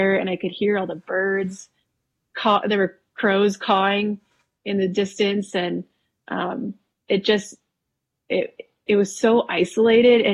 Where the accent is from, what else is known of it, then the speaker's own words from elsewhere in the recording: Wisconsin, United States; also born or lived in Texas; now in Colorado, United States; I was actually born and raised in Wisconsin